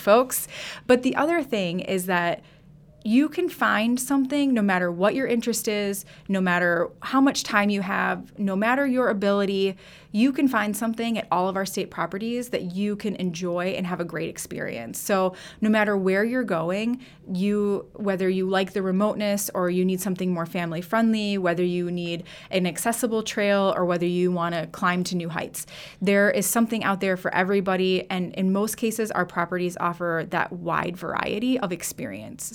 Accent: River Falls, Wisconsin, United States; I grew up in River Falls

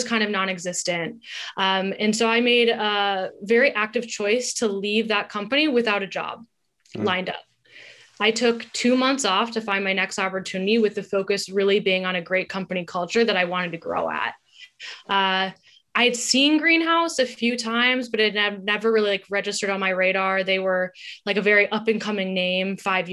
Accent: Wayzata, Minnesota, United States; moved away as an adult; also born or lived in Wisconsin / Brazil; now in New York, United States; we're both from Minnesota and we both went to school in the Midwest. I love it. It's a great place to grow up

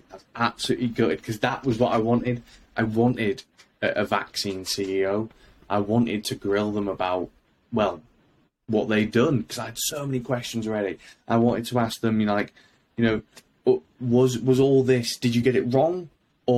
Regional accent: United Kingdom; I'm not Ukrainian. I'm a Brit.

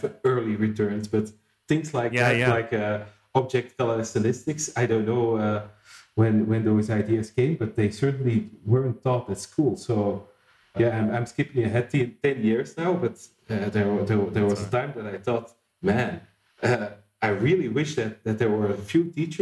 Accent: Flanders, Belgium; also born or lived in Antwerp; I did my secondary education in my hometown, which is a small town in the northern part of Belgium

